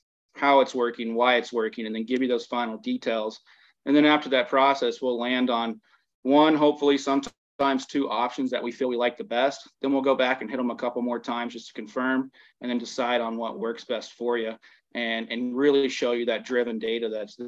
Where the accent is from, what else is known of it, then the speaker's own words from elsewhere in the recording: the South, United States; also born or lived in Minnesota; I'm being from the South